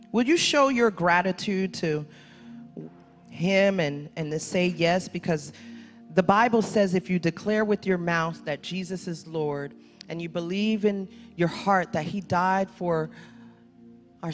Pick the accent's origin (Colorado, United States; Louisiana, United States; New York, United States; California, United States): New York, United States; New York City; I'm from Brooklyn